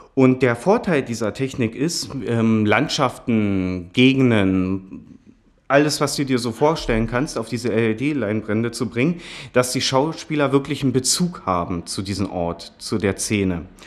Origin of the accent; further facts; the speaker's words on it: Potsdam, Brandenburg, Germany; Ich bin aus Potsdam, wurde hier auch geboren